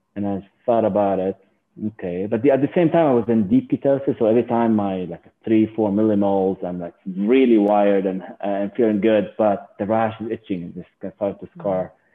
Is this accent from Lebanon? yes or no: yes; Lebanon; moved away as an adult; now in United States; I was born and raised in Lebanon